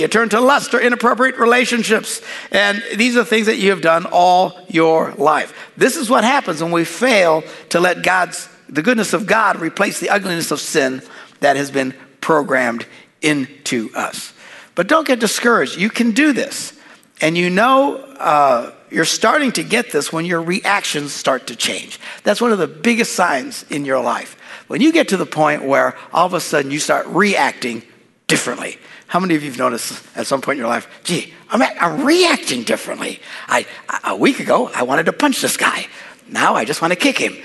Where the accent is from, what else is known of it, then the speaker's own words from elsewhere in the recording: Wisconsin, United States; We're from Wisconsin.